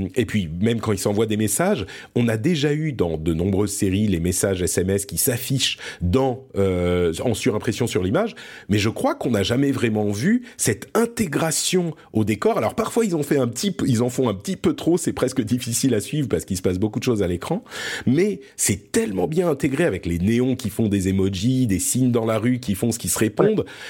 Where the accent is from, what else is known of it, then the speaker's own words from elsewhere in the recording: France; also born or lived in Lebanon; je suis né au Liban. et du coup, on a immigré en France quand j'étais tout petit